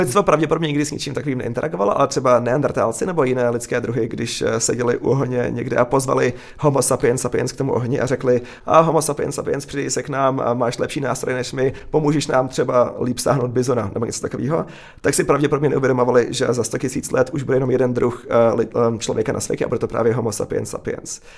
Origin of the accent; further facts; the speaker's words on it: Czechia; moved away; also born or lived in Silicon Valley, United States; jako Čech, eh, se silným, eh, vztahem k Česku